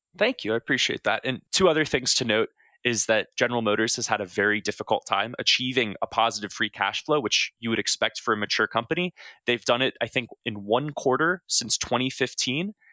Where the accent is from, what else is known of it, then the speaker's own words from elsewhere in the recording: Southern Ohio, United States; growing up in Southern Ohio